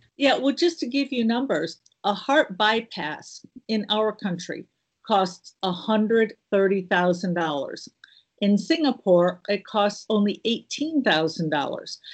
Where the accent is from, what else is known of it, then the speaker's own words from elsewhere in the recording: Midwest, United States; also born or lived in Illinois / the South; now in Southern United States, United States; I'm a Midwest girl, but I have been in the South for over thirty years